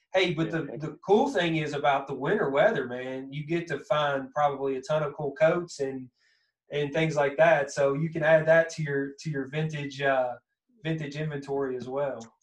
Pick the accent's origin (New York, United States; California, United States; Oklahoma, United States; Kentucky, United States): Kentucky, United States; accent: thick southern Kentucky; that thick southern that kind of that Kentucky accent